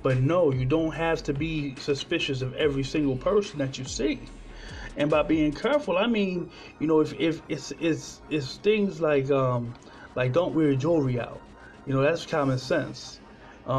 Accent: Trenton, New Jersey, United States; My hometown in Trenton, New Jersey, probably still doesn't have clean water either.

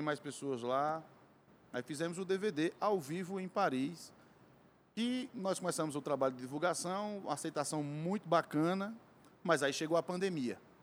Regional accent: Cariri, Ceará, Brazil; Sou lá do Cariri, terra do Padre Incício

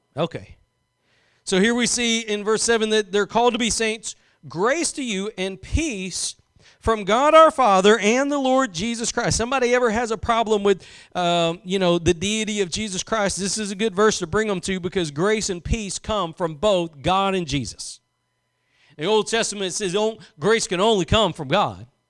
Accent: Louisiana, United States; I was born in Louisiana

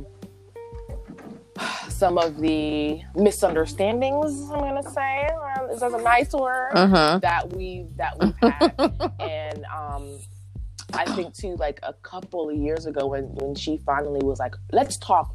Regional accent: United States; a born American

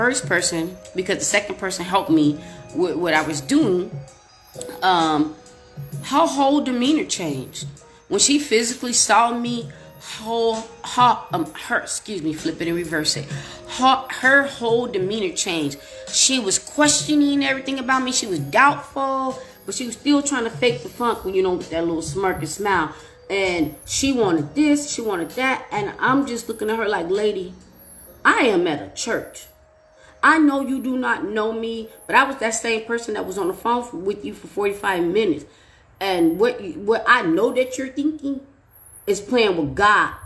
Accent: Chicago, Illinois, United States; moved away; also born or lived in Glendale Heights, Illinois / Aurora, Illinois; And I'm from Chicago.

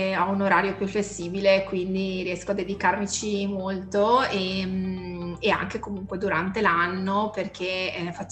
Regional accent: Vicenza, Veneto, Italy; io sono di Vicenza, eh, cittadina del Veneto

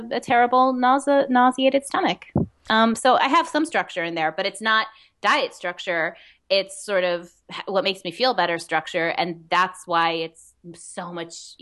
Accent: Westchester, New York, United States; I grew up mainly in Westchester, but almost all my family lived in the city, my extended family

